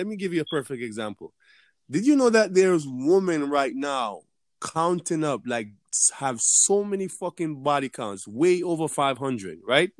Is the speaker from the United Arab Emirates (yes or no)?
no; Jamaica; moved away as an adult; now in United States; I'm from Jamaica